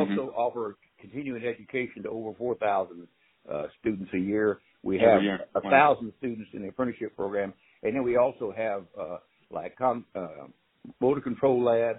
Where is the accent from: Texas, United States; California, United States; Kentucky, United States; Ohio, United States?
Texas, United States; Houston; I was born in Houston May 1st, 1948